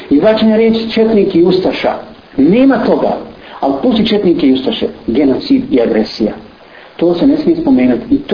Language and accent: Croatian; Bosnia & Herzegovina; kod nas u Bosni ovdje